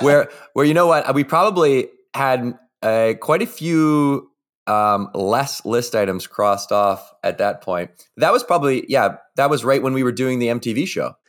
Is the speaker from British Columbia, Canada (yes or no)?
yes; Victoria, British Columbia, Canada; I was, uh, growing up in Victoria, B C